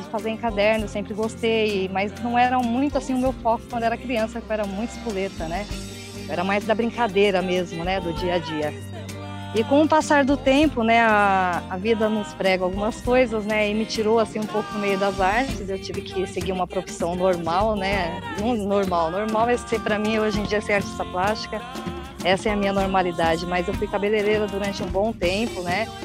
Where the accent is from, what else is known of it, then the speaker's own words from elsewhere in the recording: São Paulo, Brazil; born there; E, e era na Zona Norte de São Paulo, né? Que eu nasci em São Paulo.